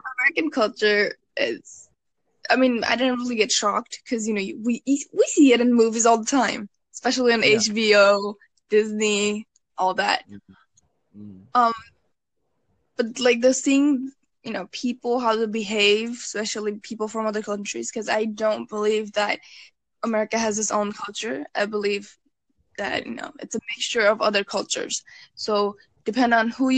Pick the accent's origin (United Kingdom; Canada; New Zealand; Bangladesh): Bangladesh; Dhaka, Dhaka Division; now in Virginia, United States; I'm from Dhaka, like the capital.